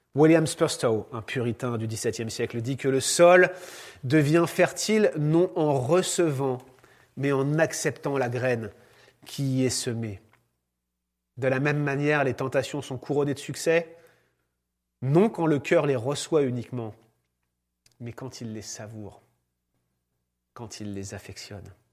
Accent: France; moved away; en tant que Français

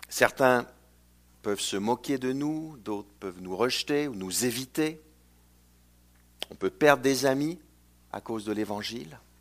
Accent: Canada; also born or lived in Chicago, United States; je viens du Canada francophone

